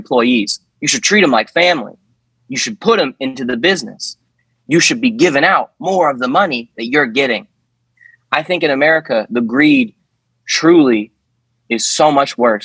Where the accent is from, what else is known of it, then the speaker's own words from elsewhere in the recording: United States; we as American people